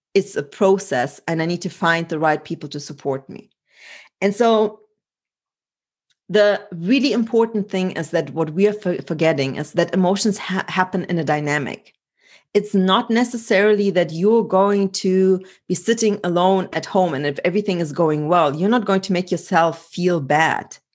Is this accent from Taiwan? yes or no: no; Germany; moved away; also born or lived in Poland; I was born in Poland and grew up in Germany